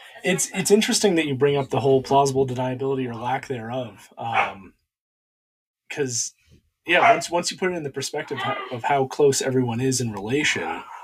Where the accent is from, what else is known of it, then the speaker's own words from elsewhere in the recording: United States; being an American